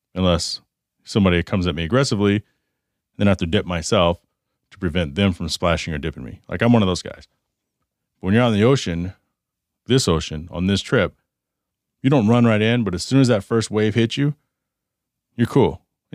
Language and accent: English; the South, United States; So it reminds me of chiggers, the sand fleas growing up in the South near, you know, Oklahoma and Texas and stuff like that.